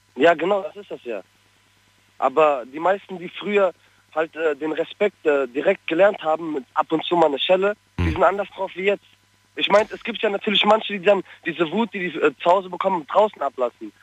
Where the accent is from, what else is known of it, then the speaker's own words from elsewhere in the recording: Frankfurt, Hesse, Germany; ich komme aus Frankfurt. Ich komme aus Sossenheim.